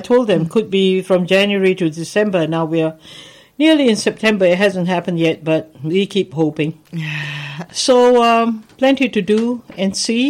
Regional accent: Singapore; now in Melbourne, Australia; I come from Singapore, and at one stage when I was still in school, Singapore was part of Malaysia

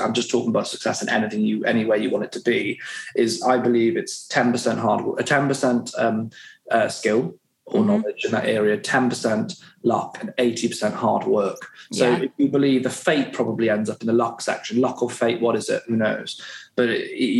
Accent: West Wales, United Kingdom; So I grew up in West Wales

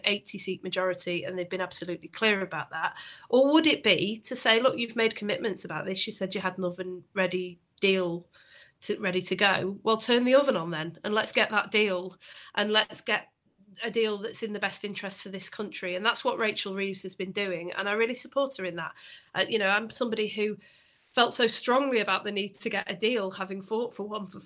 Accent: Bury, North West England, United Kingdom; I'm from Bury

